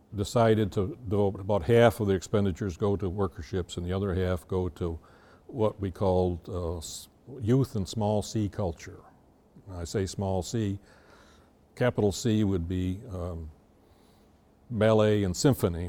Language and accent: English; Lewis County, New York, United States; also born or lived in Watertown, New York; we moved to Lewis County when I was eight